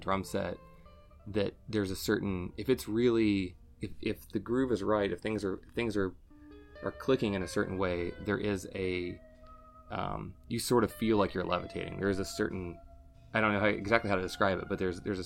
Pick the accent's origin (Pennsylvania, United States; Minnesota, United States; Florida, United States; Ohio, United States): Ohio, United States; Southern; I grew up in kind of like Southern Ohio, which is basically Northern Kentucky